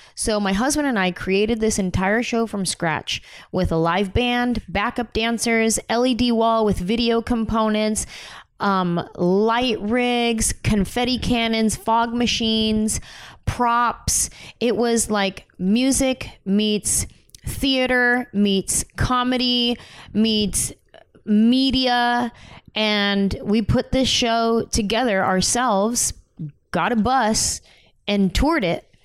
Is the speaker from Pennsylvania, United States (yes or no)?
no; San Jose, California, United States; moved away as an adult; now in Los Angeles, United States; I grew up in San Jose, Mexican and Native American family, mostly Mexican American